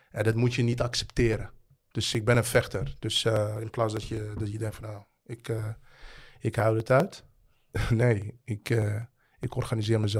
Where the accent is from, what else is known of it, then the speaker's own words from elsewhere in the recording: The Hague, South Holland, Netherlands; Het is toch jouw stad? Ik kom uit Den Haag.